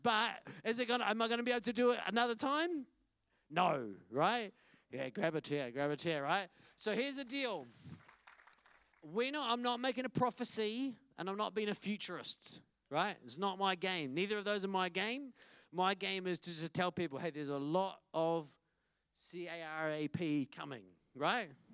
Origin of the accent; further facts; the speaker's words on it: Wellington, New Zealand; I'm from Wellington, and this is my family